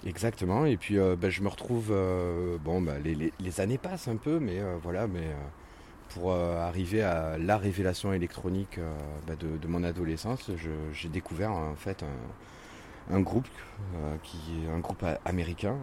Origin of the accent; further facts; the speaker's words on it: Montpellier, Occitania, France; also born or lived in Brittany; me considère comme Montpellierin, comme pur Montpellierin, puisque je suis arrivé dans, le sud. J'avais trois mois, donc. Donc euh, voilà, je, suis breton d'origine, mais je suis montpelliérain de cœur.